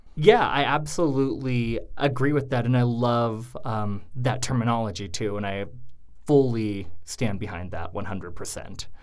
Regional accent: Coeur d'Alene, Idaho, United States; moved away; I actually grew up in a uh, semi small town in Idaho called Coeur d'Alene

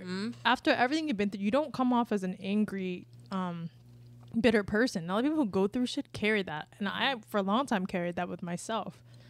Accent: Palm River, Florida, United States; where we came from Palm River?

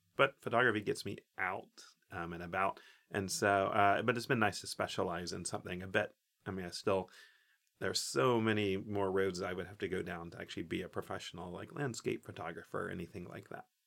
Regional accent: Oak Ridge, Tennessee, United States; I grew up in Oak Ridge, Tennessee, which is, so it's Tennessee, East Tennessee

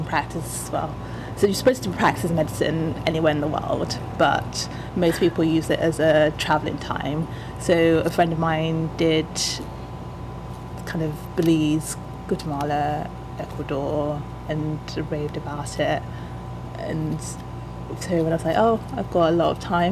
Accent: Nigeria; I'm Yoruba, which is like my mom's tribe

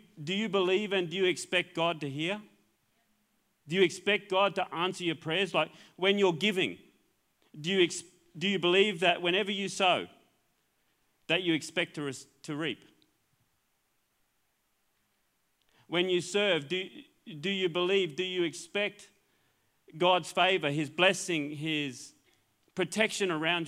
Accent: Queensland, Australia; I'm a Queenslander.

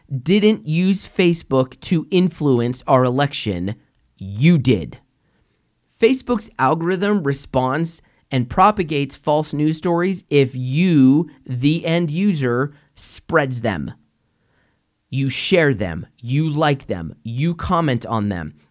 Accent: United States; as an American

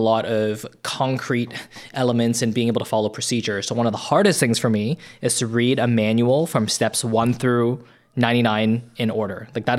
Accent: Toronto, Ontario, Canada; So I grew up in North Toronto. I was an immigrant, and then I moved to North Toronto

